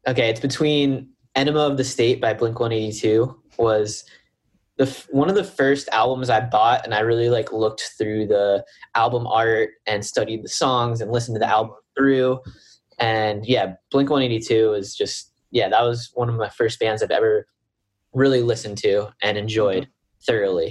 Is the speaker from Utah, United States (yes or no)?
no; Bethlehem, Pennsylvania, United States; I grew up in Bethlehem, Pennsylvania